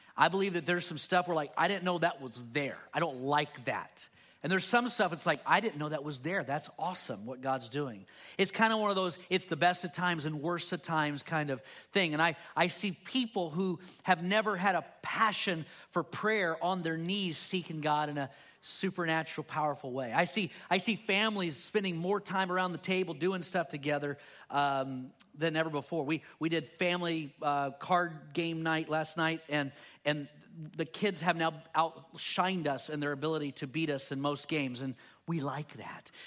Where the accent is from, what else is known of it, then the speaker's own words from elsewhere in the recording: Texas, United States; Me growing up in Texas, there were colloquialisms and ways that I said things